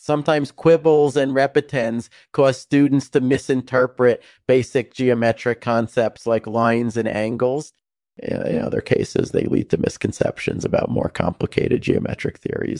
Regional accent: Connecticut, United States; I grew up in Connecticut and then moved to Princeton in 2002 to study theoretical physics and mathematics.

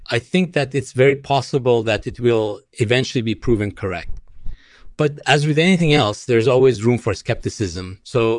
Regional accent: Iran; born there; Well, I was born in Iran, but my parents originally came from Afghanistan.

